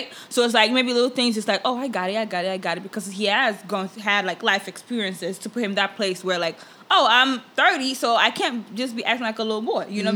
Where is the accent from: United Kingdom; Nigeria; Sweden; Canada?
Nigeria; moved away; me growing up in Nigeria